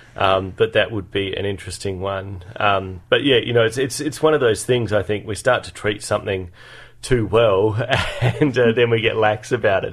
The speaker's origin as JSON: {"language": "English", "town": "Adelaide", "region": "South Australia", "country": "Australia", "tie": "born or raised there", "moved": "yes", "said": "I grew up in Adelaide, in the Adelaide Hills"}